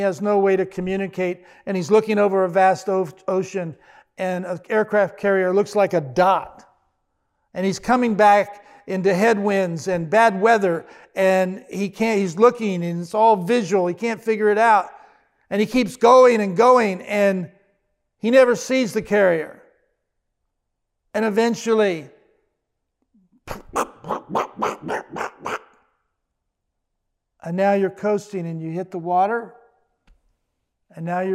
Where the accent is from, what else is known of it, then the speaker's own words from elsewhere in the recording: Washington, D.C., Virginia, United States; also born or lived in Fort Myer, Virginia; I grew up in the Washington, D.C., Virginia area